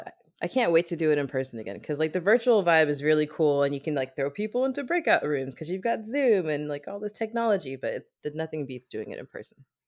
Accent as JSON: {"language": "English", "country": "Germany", "tie": "born or raised there", "moved": "as an adult", "said": "I grew up in Germany, and I spent, I, I just spent my entire childhood, like, I lived there until I was, like, twenty-four, twenty-five"}